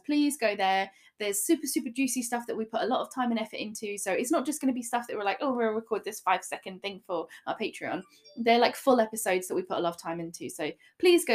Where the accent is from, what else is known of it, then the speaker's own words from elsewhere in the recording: England, United Kingdom; We are English.